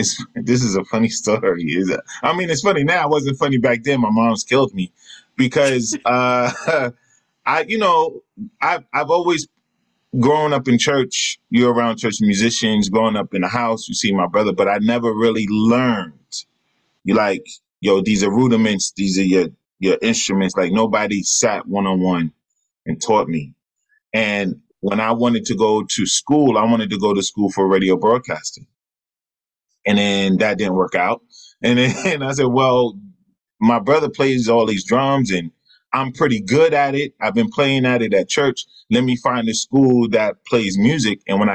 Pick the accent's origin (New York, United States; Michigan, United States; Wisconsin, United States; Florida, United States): New York, United States; Queens; So my brother, I grew up in Jamaica, Queens.